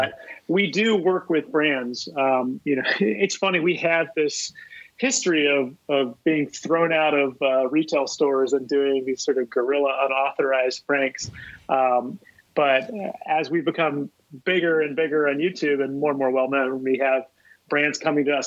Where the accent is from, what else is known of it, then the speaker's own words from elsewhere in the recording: Columbia, South Carolina, United States; moved away as an adult; now in New York, United States; I grew up in Columbia, South Carolina